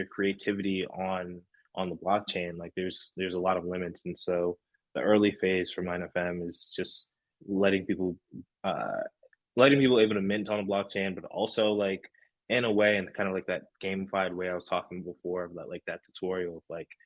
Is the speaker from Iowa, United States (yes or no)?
no; New Jersey, United States; I'm from Jersey